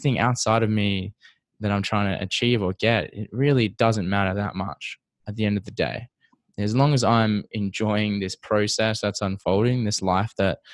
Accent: Perth, Western Australia, Australia; now in Toronto, Canada; I'm from Perth, Western Australia, which is quite a small city compared to where I am now, which is Toronto

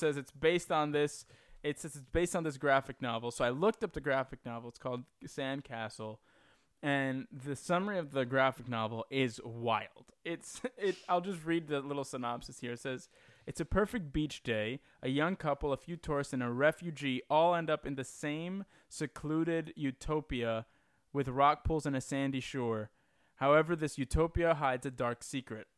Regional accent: New York, United States; I was born and raised in New York

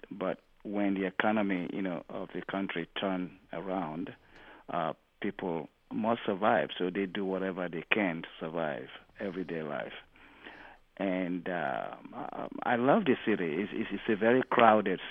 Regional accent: Warri, Delta, Nigeria; moved away; also born or lived in Lagos, Nigeria; My hometown is in Warri, in the Delta region. That's where my families are, and that's where my heart is.

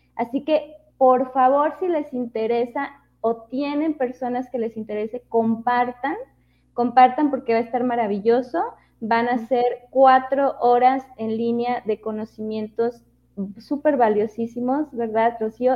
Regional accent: Durango, Mexico; moved away; la ciudad de Durango, mi tierra natal

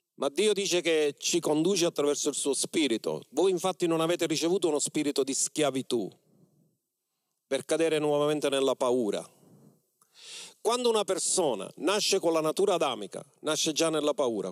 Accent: Mistretta, Sicily, Italy; moved away; Quando io ero al mio paese di origine mistretta

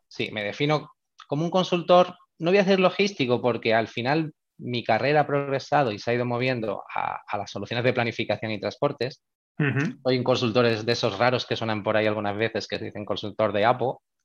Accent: Málaga, Andalusia, Spain; en la Universidad de Málaga, que es de donde yo soy

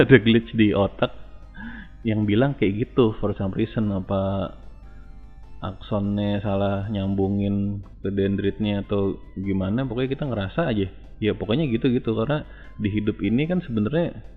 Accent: Jakarta, Indonesia; waktu kecil lo gue tinggalnya di daerah Senen ya waktu gue TK

